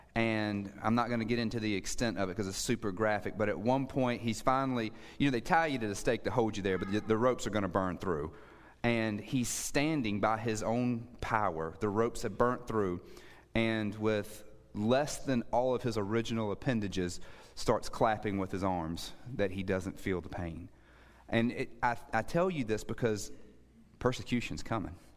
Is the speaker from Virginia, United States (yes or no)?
yes; Suffolk, Virginia, United States; moved away; also born or lived in Lynchburg, Virginia / Middle East; I grew up in Suffolk, Virginia.